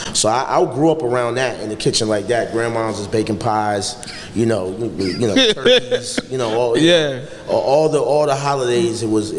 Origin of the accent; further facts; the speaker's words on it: Poughkeepsie, New York, United States; I'm from Poughkeepsie, New York. Born and raised.